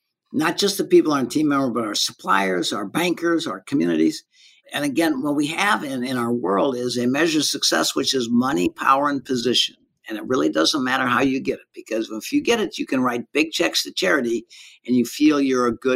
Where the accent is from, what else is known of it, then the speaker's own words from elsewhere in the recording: Ferguson, Missouri, United States; moved away as an adult; now in Colorado, United States; I was raised in Ferguson and St. Louis County